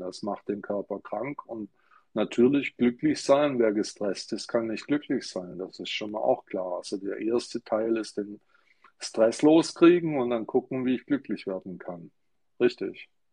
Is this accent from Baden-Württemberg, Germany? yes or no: yes; Stuttgart, Baden-Württemberg, Germany; ich bin in Stuttgart geboren